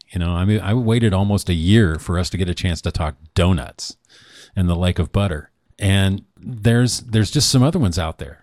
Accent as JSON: {"language": "English", "town": "Newport", "region": "Oregon", "country": "United States", "tie": "born or raised there", "moved": "yes"}